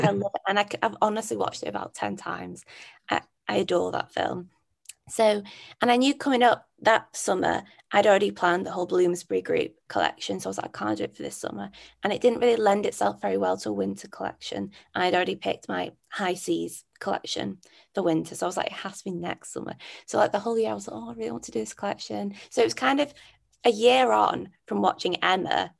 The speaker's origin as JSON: {"language": "English", "town": "Manchester", "region": "North West England", "country": "United Kingdom", "said": "I'm from Manchester."}